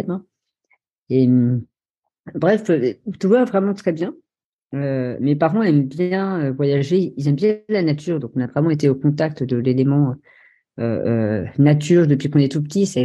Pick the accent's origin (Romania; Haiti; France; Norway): Norway; born there; je suis né en Norvège dans une famille euh, tout à fait euh, euh, classique